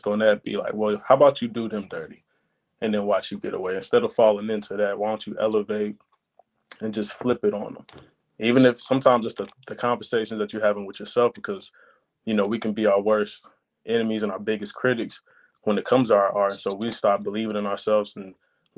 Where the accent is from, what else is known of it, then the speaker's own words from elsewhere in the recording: Charlotte, North Carolina, United States; I'm coming out of North Carolina, Charlotte to be exact.